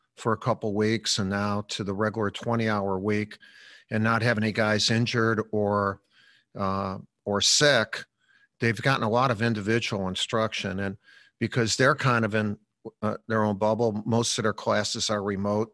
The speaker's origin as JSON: {"language": "English", "town": "Chicago", "region": "Illinois", "country": "United States", "tie": "born or raised there", "said": "growing up in Chicago, we lived on a in, in a Columbus Park uh, uh schoolyard"}